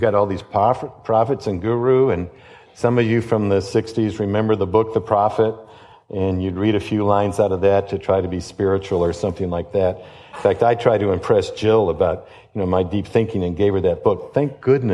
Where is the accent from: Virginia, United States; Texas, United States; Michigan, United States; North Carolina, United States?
Michigan, United States; Detroit; I grew up in Detroit, and my dad was a policeman